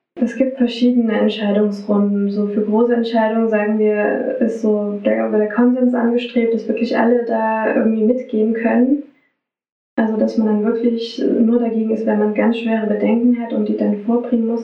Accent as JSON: {"language": "German", "town": "Radebeul", "region": "Saxony", "country": "Germany", "tie": "born or raised there", "also_born_or_lived": "Dresden", "said": "ich komme hier aus der Gegend, meine Heimat ist Radebeul, Dresden"}